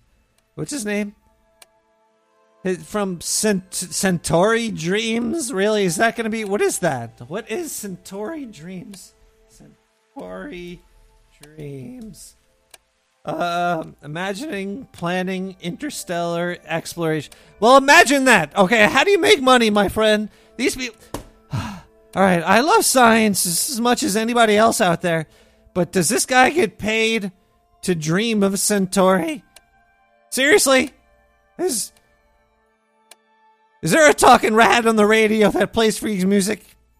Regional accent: Brooklyn, New York, United States; accent: Brooklyn; People are like, you're from Brooklyn? I'm like, yeah, you can't tell from my voice. You know, everybody from Brooklyn, New York talks like this right here.

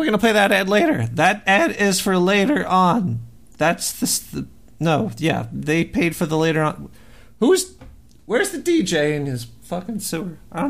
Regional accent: Brooklyn, New York, United States; Whoa, I'm from Brooklyn, New York.

